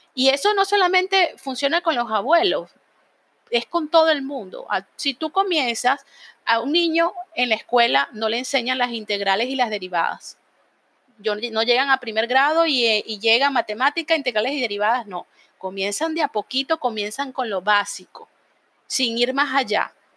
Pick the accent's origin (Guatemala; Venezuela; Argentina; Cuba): Venezuela; moved away; allá en Venezuela, de donde yo soy